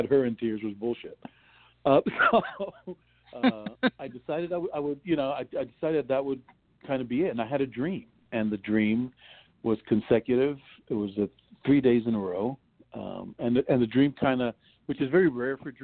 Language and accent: English; New York City, New York, United States; moved away; also born or lived in New Jersey; I'm from the South Bronx